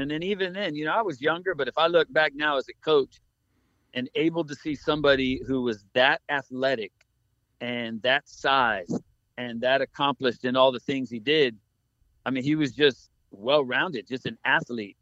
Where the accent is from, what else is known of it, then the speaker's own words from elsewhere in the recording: Key West, Florida, United States; when I grew up in Key West